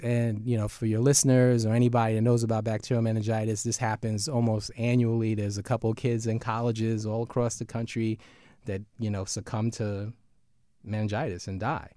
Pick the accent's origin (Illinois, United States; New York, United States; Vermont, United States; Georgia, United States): New York, United States; New York City; We're from Brooklyn